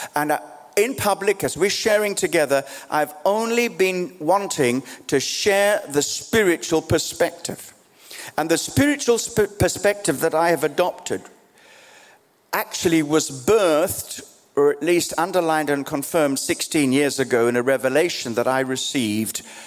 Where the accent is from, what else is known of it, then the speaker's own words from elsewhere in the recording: Australia; also born or lived in Kenya; now in London, United Kingdom; I was born in East Africa, grew up in Australia, spent life here in London